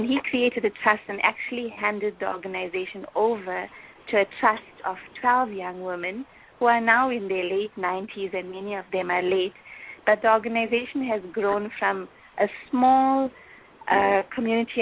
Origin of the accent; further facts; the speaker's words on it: South Africa; I'm from South Africa, as you know, and my profile in South Africa within the Brahma Kumaris is that I'm the national coordinator of youth activities